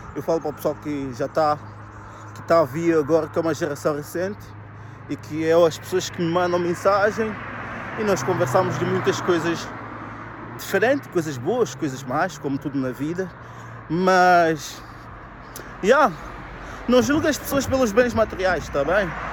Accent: Viseu, Portugal; moved away; eu cresci, estudei em Viseu

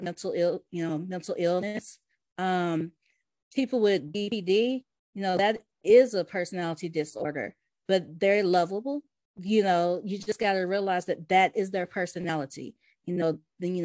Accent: Vestavia Hills, Alabama, United States; also born or lived in West End, Birmingham, Alabama / Homewood, Alabama; now in Birmingham, United States; I was raised in Vestavia before I moved to Birmingham.

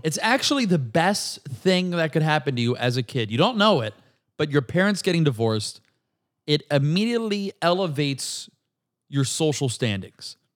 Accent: Brandon, Florida, United States; moved away; also born or lived in Tampa, Florida; I'm from Brandon, Florida

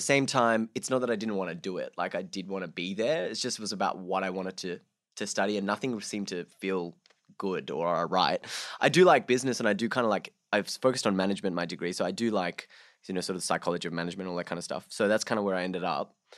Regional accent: Sydney, New South Wales, Australia; also born or lived in Bangladesh; I came to Sydney, uh, when I was six, so, like, five and a half, six, yeah. Um, so I grew up in Bangladesh for, like, the first five, six years of my life

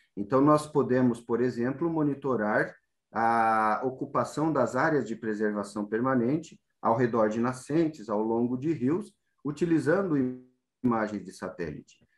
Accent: Rio Grande do Sul, Brazil; moved away as an adult; also born or lived in Santa Maria / Botucatu / Presidente Prudente / Rosana; now in São Paulo, Brazil; eu vim do Rio Grande do Sul há mais de 20 anos

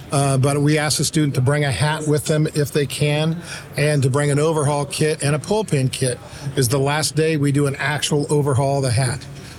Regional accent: San Diego, California, United States; Look, I came from San Diego. It's got the best Mexican food on the planet.

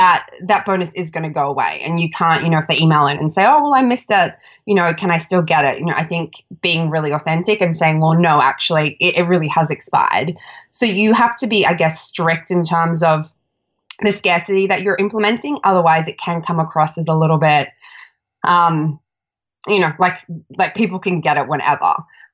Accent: Australia; So I'm Australian, if you can't tell by my accent.

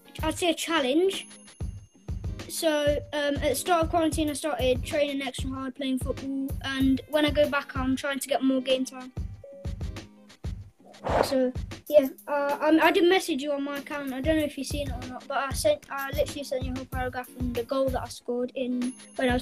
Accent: Leicester, East Midlands, United Kingdom; Leicester in England.

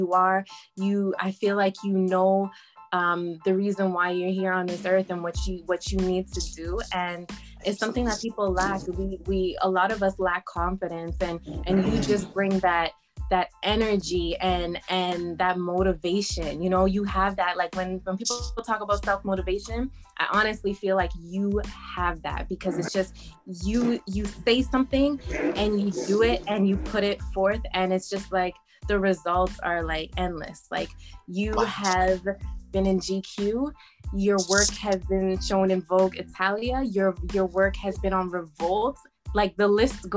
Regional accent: Toronto, Ontario, Canada; moved away; I came from Toronto, born and raised

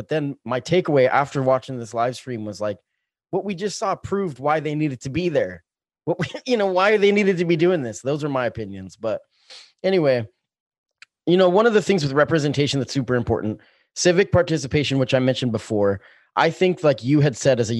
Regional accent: Springfield, United States; I'm excited to see what happens in the future of Springfield. I love this town very much. It's my hometown.

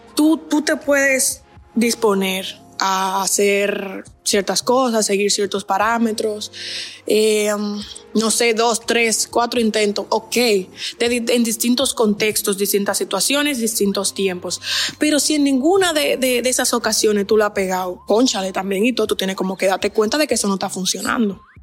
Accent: Dominican Republic; moved away as an adult; now in Barcelona, Spain; yo soy dominicana. Estoy ahora mismo estudiando en Barcelona.

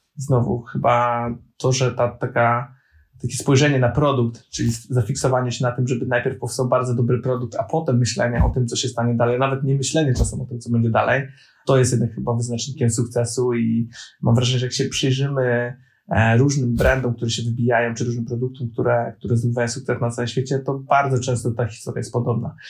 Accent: Poland; jestem z Polski

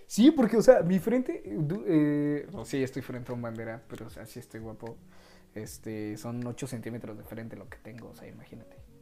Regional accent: Mexico; somos puro mexa

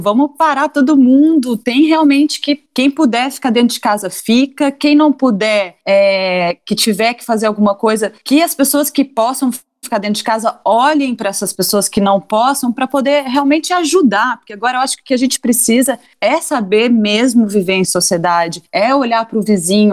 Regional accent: Carmo do Rio Claro, Minas Gerais, Brazil; also born or lived in Belo Horizonte / São Paulo; now in Portugal; eu que sou na verdade sou de Minas Gerais de uma cidade que de 20 mil habitantes que chama Carmo do Rio Claro tive que sair de lá

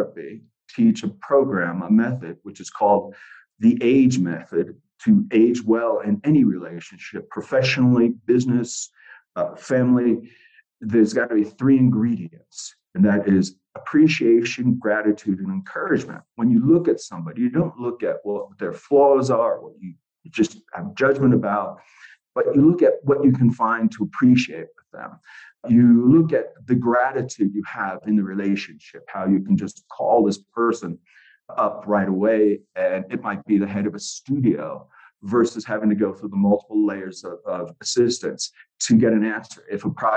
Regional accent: United States; moved away as an adult; also born or lived in London; I had an equity card as an American

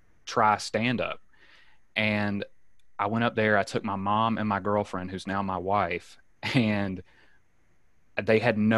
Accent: Alabama, United States; moved away as an adult; also born or lived in Gulfport, Mississippi; now in San Diego, United States; I'm originally from Alabama. I started doing stand up there when I was 18.

